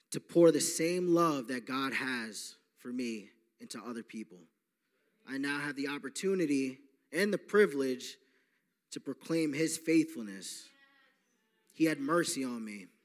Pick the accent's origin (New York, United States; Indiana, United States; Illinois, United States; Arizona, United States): New York, United States; Long Island; I am from Long Island, New York. I am 28 years old. Uh, just like Ray, I grew up uh, with a good family, but I was raised Catholic.